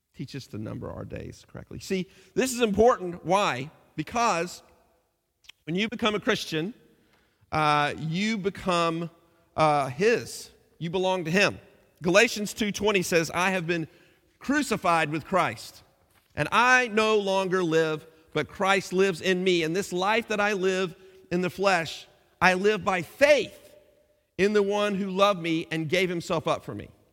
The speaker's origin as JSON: {"language": "English", "country": "United States", "moved": "as an adult", "lives_now": "England, United Kingdom"}